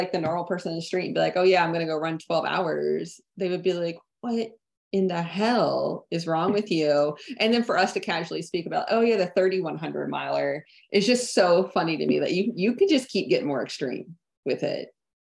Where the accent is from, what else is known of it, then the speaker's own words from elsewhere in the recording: Tennessee, United States; Yeah, I came from East Tennessee and I obviously ran a lot there.